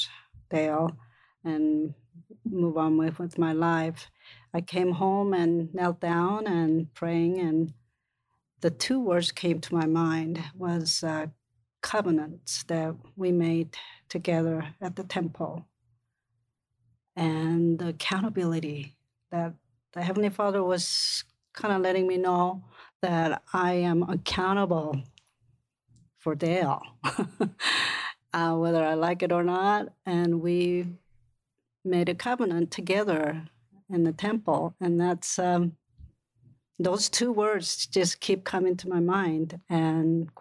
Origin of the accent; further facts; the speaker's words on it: South Korea; now in United States; When I was growing up in Korea